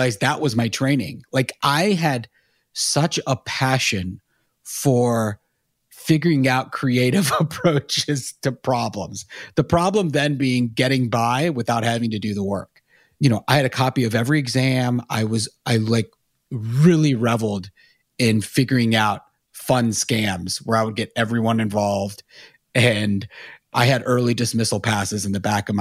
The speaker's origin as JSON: {"language": "English", "town": "Charlotte", "region": "North Carolina", "country": "United States", "tie": "born or raised there", "said": "I grew up in Charlotte, and then went to Chapel Hill"}